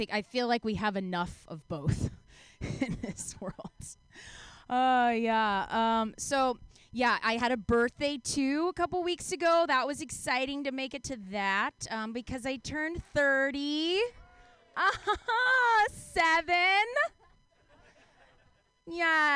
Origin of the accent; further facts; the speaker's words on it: Texas, United States; also born or lived in Mexico; now in San Diego, United States; I am from the Great Lone Star State of Texas.